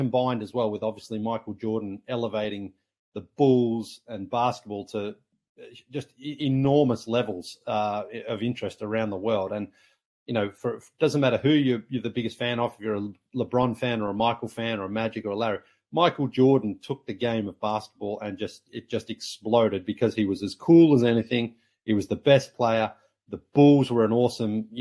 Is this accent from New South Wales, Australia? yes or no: no; Sunbury, Victoria, Australia; moved away as an adult; also born or lived in Toronto; basketball in my hometown. And then even our local team, the Sunbury Jets